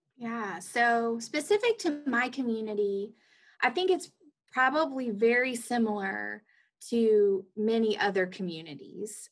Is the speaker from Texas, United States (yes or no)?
no; Athens, Georgia, United States; moved away as an adult; also born or lived in Rome, Georgia / Atlanta, Georgia; now in Jefferson City, United States; I grew up in Athens, Georgia